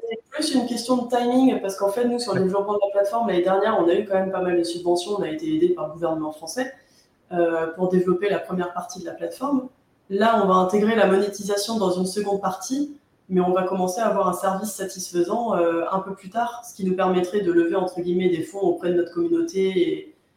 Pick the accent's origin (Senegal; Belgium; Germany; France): France; nous, en France